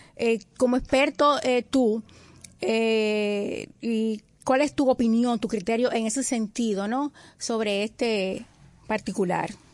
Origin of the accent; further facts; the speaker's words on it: Dominican Republic; como dominicanos